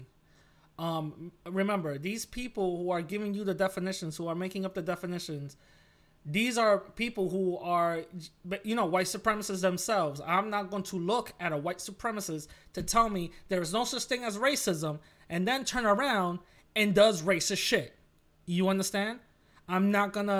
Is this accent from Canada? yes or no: no; New York, United States; I'm from New York